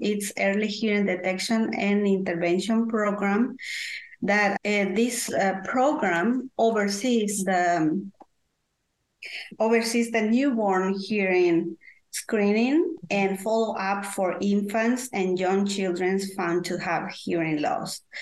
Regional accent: Guatemala; English is a second language; moved away as an adult; now in North Carolina, United States; I am from Guatemala, Central America, uh, and I moved to USA when I was, uh, I don't want to say my age. So I will say 20 years ago, I moved to USA

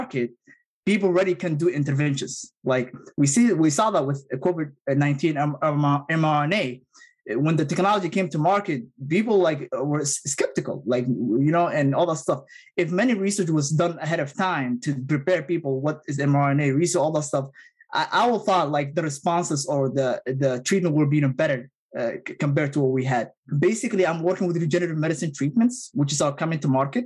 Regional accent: Somalia; English is a second language; also born or lived in Middle East; now in United States; my home country of Somalia

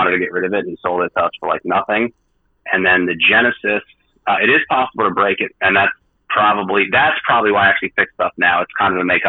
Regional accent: New Jersey, United States; I'm from Jersey, so I talk fast

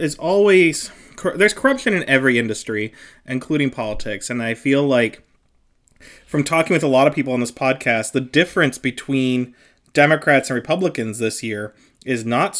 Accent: Western Pennsylvania, United States; now in Bridgeport, Pennsylvania, United States; But I am originally from Western Pennsylvania, which borders Ohio.

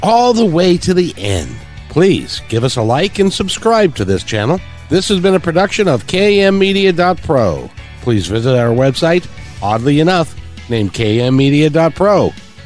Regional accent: Seattle, Washington, United States; I'm from Seattle

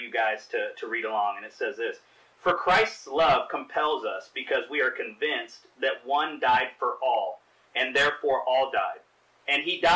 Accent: Kansas City, Missouri, United States; moved away; Born and raised in Kansas City, Missouri

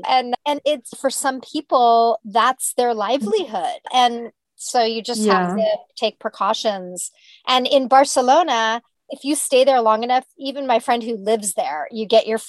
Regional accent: United States; I'm from the United States

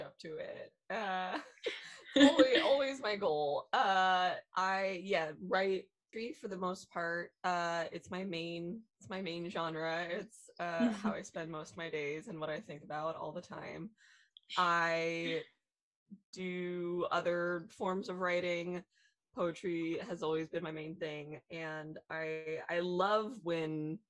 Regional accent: Los Angeles, California, United States; I grew up in Los Angeles. I have lived here my whole entire life

